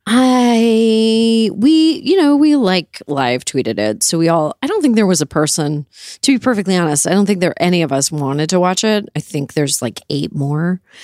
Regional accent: Canada; I grew up in Canada

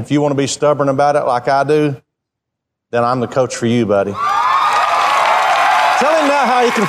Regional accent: Ada, Oklahoma, United States; I'm from Ada, Oklahoma.

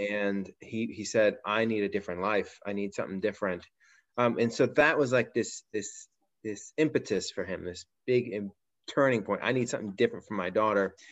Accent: Pittsburgh, Pennsylvania, United States; We started a church here in my my hometown, Pittsburgh

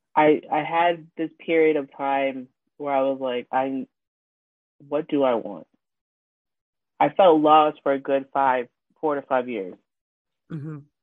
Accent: New York City, New York, United States; I am from Queens, New York, born and raised

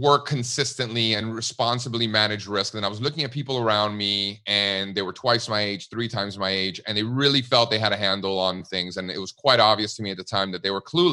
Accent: Miami, Florida, United States; moved away as an adult; also born or lived in Connecticut / California; now in Pennsylvania, United States; My family came from Cuba in the early 1960s, and I grew up in Miami

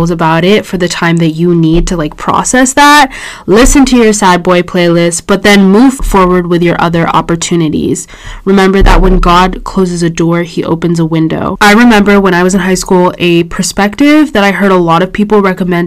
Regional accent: Orange County, California, United States; I'm from Orange County, so I toured schools kind of around me

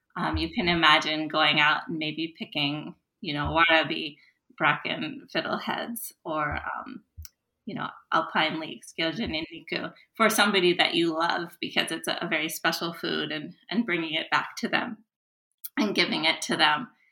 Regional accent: United States; as an American

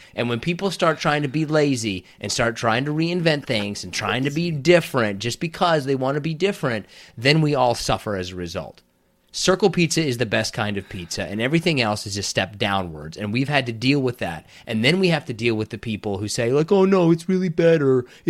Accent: Detroit, Michigan, United States; Well, listen, don't try to come in here, but I'm from Detroit.

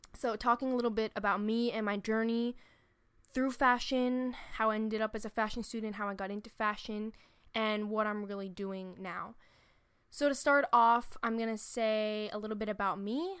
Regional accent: New York City, New York, United States; I'm from New York City

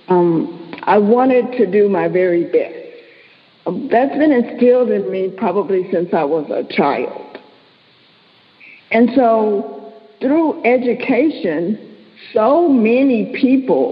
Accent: Dallas, Texas, United States; I grew up in Dallas

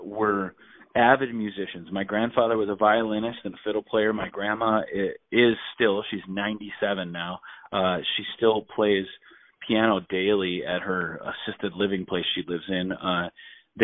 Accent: Minnesota, United States; I grew up in Minnesota

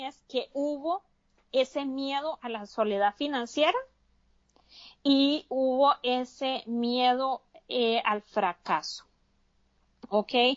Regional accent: Costa Rica; now in United States; yo soy de Costa Rica, vivo en Estados Unidos

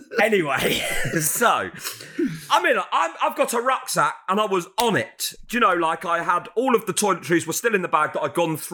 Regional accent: United Kingdom

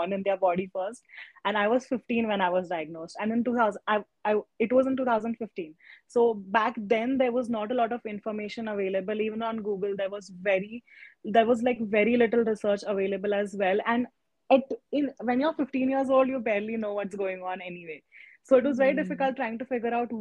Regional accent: Pune, Maharashtra, India; I am from Pune

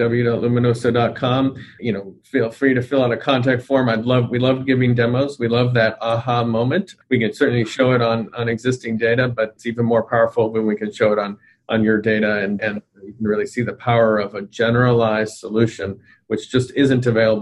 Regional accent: United States; I'm, you know, we're obviously American here

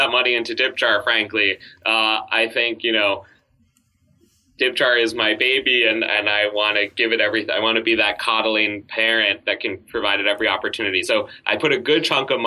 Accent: New York City, New York, United States; I grew up in New York City

